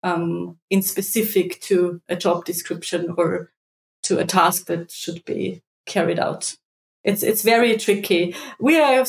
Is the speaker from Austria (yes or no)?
yes; Austria; I wanted to stay in my home country